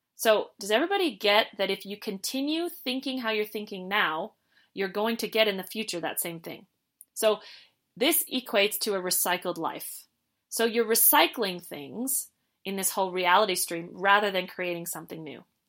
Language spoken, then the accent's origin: English; Canada; we're from Canada